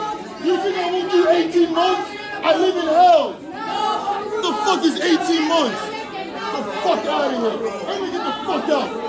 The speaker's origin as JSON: {"language": "English", "town": "Boston", "region": "Massachusetts", "country": "United States", "tie": "born or raised there", "said": "I grew up in Mattapan, buddy."}